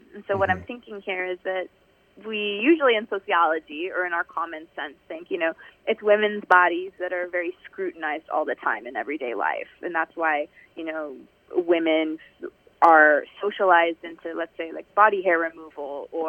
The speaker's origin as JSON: {"language": "English", "country": "United States", "lives_now": "Iran", "said": "they knew that I'm not from here. I'm American."}